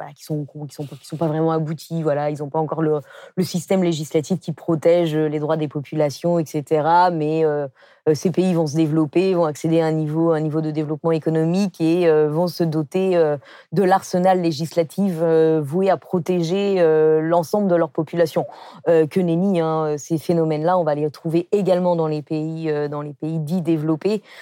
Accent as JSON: {"language": "French", "country": "France", "also_born_or_lived": "South Africa", "said": "on est blanche d'un pays ancien colonisateur et, et qu'on est plutôt d'un niveau voilà, classe moyenne en, France"}